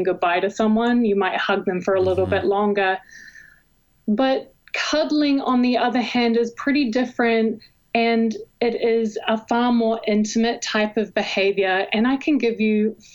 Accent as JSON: {"language": "English", "country": "New Zealand", "tie": "born or raised there", "also_born_or_lived": "Hawaii / Arizona", "moved": "as an adult", "lives_now": "Texas, United States", "said": "I was actually born and raised in New Zealand, and I moved to Hawaii on scholarship for water polo when I was an undergrad"}